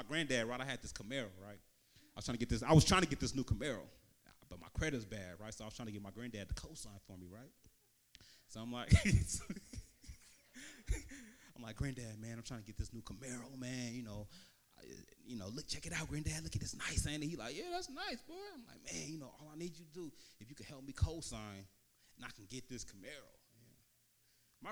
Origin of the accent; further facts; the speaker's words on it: Vallejo, California, United States; I'm originally from Vallejo